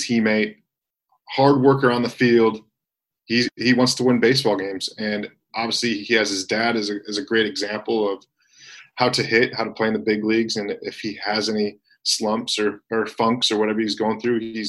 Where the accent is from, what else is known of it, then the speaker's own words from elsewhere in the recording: Michigan, United States; I grew up in Michigan being a Detroit Tigers fan.